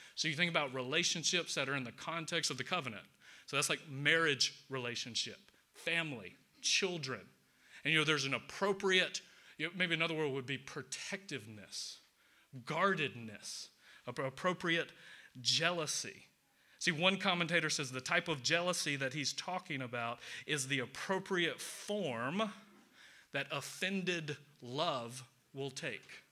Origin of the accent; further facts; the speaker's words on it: Atlanta, Georgia, United States; I'm from the South, from Atlanta.